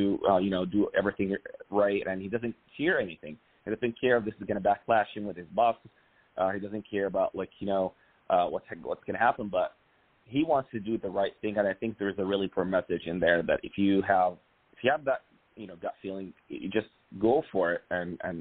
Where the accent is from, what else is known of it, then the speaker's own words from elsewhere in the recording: Cairo, Cairo Governorate, Egypt; moved away; I'm actually originally from Egypt. Born and raised in Cairo.